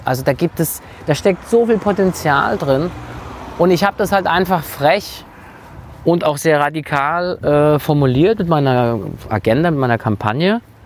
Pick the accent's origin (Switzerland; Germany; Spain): Germany; Frankfurt, Hesse; als Frankfurter